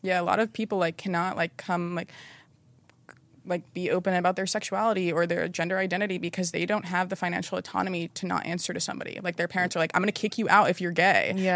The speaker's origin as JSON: {"language": "English", "region": "North Carolina", "country": "United States", "tie": "born or raised there", "said": "I grew up like in North Carolina and my parents were very traditional"}